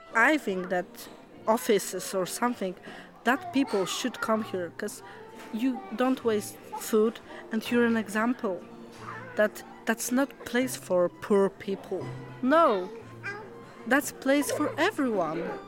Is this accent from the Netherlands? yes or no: no; Poland; English is a second language; now in Wigan, United Kingdom; I'm from Poland